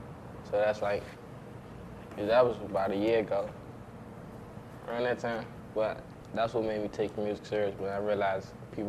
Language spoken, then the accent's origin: English; Washington, District of Columbia, United States; I'm from Southeast, D.C.